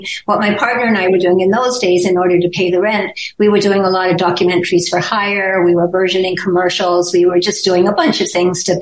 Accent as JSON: {"language": "English", "town": "Paris", "region": "Ontario", "country": "Canada", "tie": "born or raised there", "also_born_or_lived": "England / Toronto", "said": "we came from England, then we grew up in a small Ontario town, Paris, Ontario"}